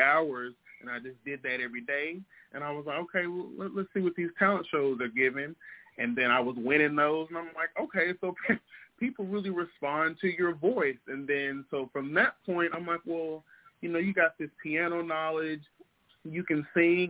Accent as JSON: {"language": "English", "region": "Mississippi", "country": "United States", "tie": "born or raised there", "said": "from Mississippi. You know, I'm Antonio's cousin. You know, I'm born and raised there"}